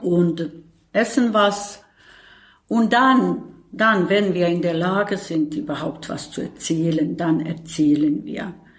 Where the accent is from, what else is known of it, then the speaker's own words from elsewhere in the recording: Bosnia & Herzegovina; German is a second language; moved away as an adult; now in Berlin, Germany; eine Flüchtling aus Bosnien und Herzegowina